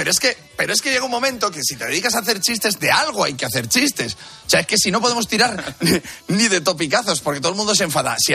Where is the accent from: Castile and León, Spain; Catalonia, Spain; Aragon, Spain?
Castile and León, Spain; Valladolid; Pues yo soy, de Valladolid